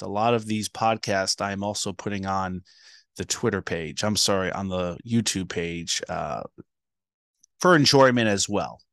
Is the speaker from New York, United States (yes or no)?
no; New Jersey, United States; I'm from New Jersey